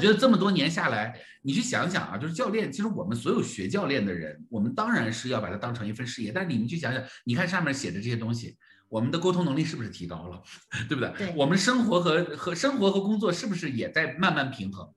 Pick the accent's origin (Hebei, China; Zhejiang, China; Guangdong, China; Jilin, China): Jilin, China; 我是吉林人嘛，我是吉林人啊，我是东北人